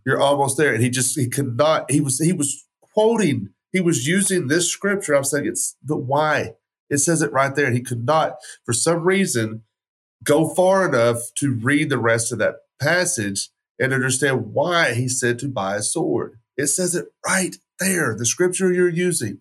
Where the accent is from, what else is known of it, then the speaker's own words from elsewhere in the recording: West Texas, United States; I grew up in West Texas, so that's gun culture